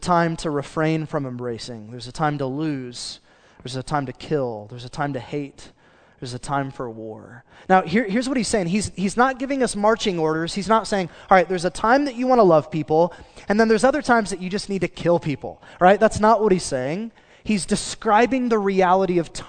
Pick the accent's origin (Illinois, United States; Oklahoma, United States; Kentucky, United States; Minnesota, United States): Oklahoma, United States; Choctaw; I grew up in Choctaw, which is as country as it sounds